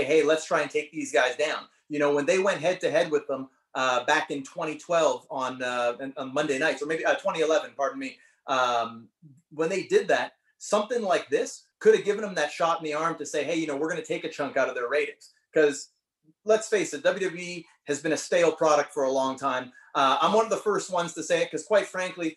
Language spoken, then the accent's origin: English; Canada; being Canadian